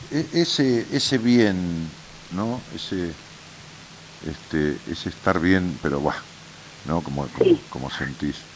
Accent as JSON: {"language": "Spanish", "region": "Chaco", "country": "Argentina", "said": "Soy del Chaco."}